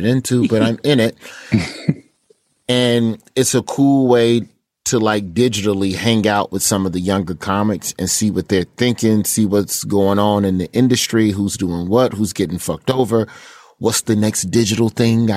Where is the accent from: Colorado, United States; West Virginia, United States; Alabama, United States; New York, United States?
Alabama, United States; Birmingham; my hometown of Birmingham, Alabama